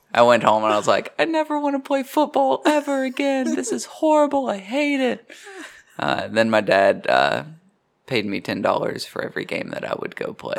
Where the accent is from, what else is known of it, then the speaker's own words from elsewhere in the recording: Kingsport, Tennessee, United States; moved away as an adult; also born or lived in Knoxville, Tennessee; I'm from Kingsport, Tennessee, which is even smaller.